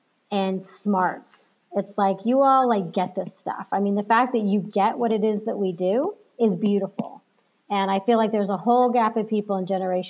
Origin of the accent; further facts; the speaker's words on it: Texas, United States; now in California, United States; I'm not from California, I'm originally from Texas.